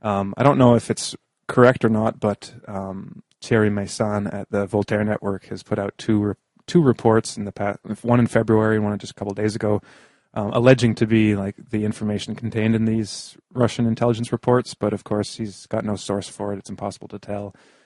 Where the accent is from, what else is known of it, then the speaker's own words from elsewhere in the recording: Canada; Well, that just makes me think about borders, because, you know, I'm Canadian, and I've talked to many Canadians who have crossed the border with the U.S. so that by car.